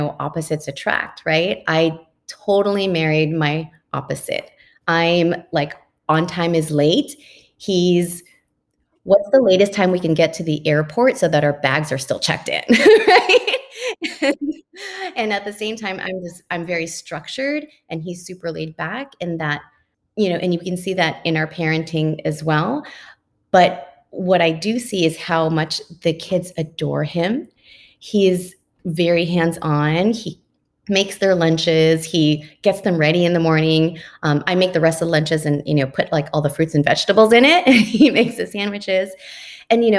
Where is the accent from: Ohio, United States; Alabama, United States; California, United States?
California, United States; Oxnard; I grew up in Oxnard